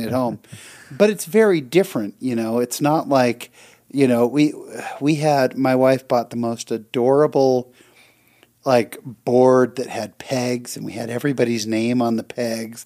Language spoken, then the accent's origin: English; California, United States; We're both from California